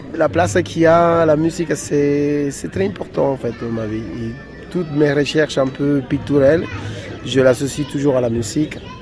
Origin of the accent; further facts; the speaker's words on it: Dominican Republic; moved away; je viens d'une ville de République dominicaine où il y a des bruits constants